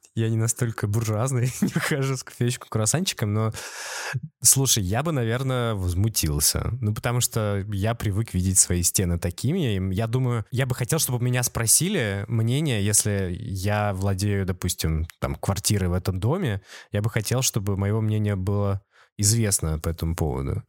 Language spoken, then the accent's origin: Russian; Saint Petersburg, Russia; мы из Петербурга